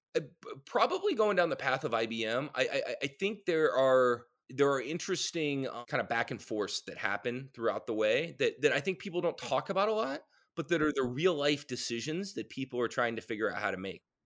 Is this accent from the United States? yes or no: yes; Raleigh, North Carolina, United States; I grew up in Raleigh